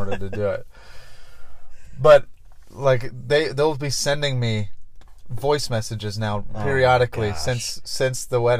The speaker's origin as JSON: {"language": "English", "region": "Scotland", "country": "United Kingdom", "said": "something about the word frites, like as a Scottish person."}